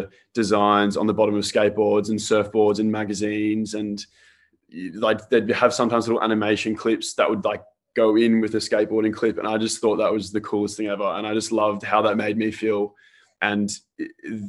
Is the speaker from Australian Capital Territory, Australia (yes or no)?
no; Sydney, New South Wales, Australia; also born or lived in Melbourne, Victoria, Australia; I'm actually from Melbourne originally. So I moved to Sydney when I was about 10